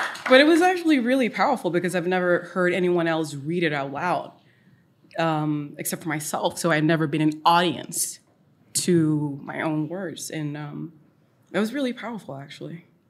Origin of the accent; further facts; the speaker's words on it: Oslo, Norway; was born and raised in Oslo and the east side of Oslo.